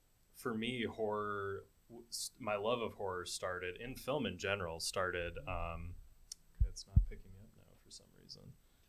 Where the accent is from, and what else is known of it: Ann Arbor, Michigan, United States; born or raised there